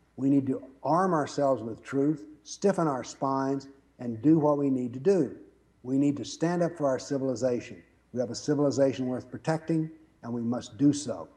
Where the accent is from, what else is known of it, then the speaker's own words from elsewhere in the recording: the South, United States; I was raised in the South